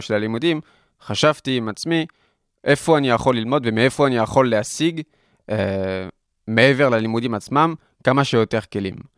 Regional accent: Paris, Île-de-France, France; Hebrew is a second language; moved away as an adult; also born or lived in Tel Aviv, Israel; now in Israel; שם גדלתי, נולדתי, גדלתי בפריס, הייתי אה, כמעט 20 שנה שם בפריס

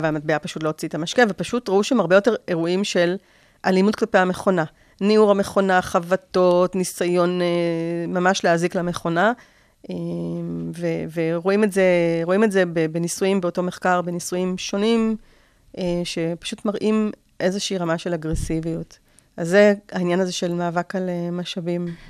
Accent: Israel; בתור ישראלים

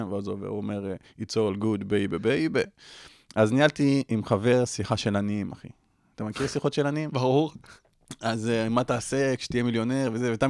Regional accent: Ashdod, Southern District, Israel; also born or lived in Beersheba; ואז אשדוד, ומאז עד עכשיו אשדוד, אחי.

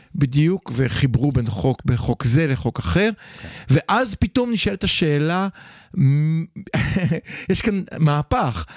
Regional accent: Israel

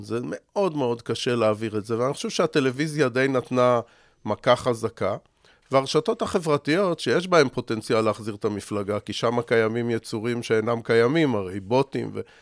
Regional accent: Israel; אני בסוף ישראלי

